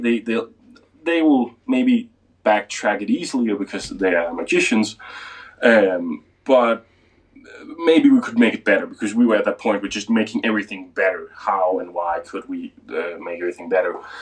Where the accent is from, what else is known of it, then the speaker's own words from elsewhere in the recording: Denmark; English is a second language; I'm from Denmark, so most of my stuff is in Danish